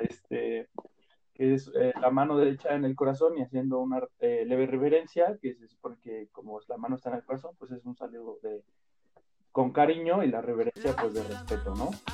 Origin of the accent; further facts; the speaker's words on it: Mexico; como mexicanos